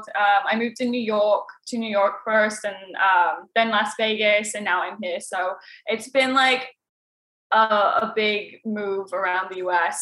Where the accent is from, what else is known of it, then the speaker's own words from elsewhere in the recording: London, United Kingdom; now in Scottsdale, United States; So I'm from South London.